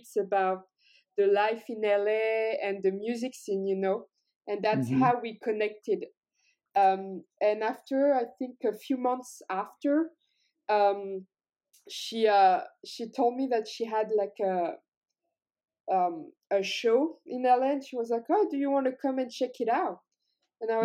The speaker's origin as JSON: {"language": "English", "region": "Brittany", "country": "France", "tie": "born or raised there", "second_language": "English", "moved": "as an adult", "said": "I think the accents say it all, but right. In France, yeah, France."}